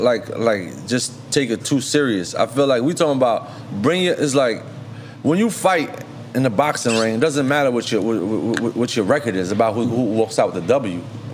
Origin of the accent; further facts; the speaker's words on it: New York City, New York, United States; I'm from the Bronx, okay. You know what I'm saying? I'm from the Bronx